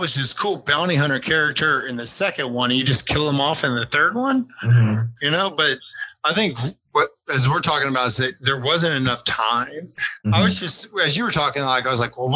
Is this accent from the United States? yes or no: yes; Pflugerville, Texas, United States; growing up in Pflugerville